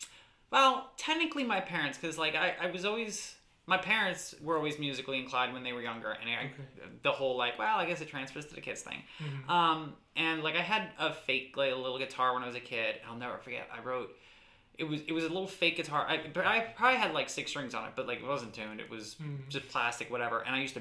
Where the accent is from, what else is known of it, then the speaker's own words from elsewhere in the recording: Stroudsburg, Pennsylvania, United States; also born or lived in New Jersey; now in Richmond, United States; So I was always in Stroudsburg, always like in the Valley, always in the Poconos. So this is home to me.